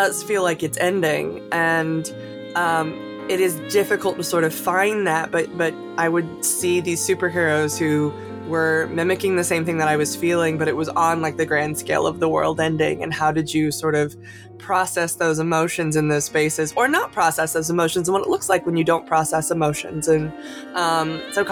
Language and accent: English; Celebration, Florida, United States; I grew up in Florida, in a small town called Celebration, Florida, which is the town that Disney built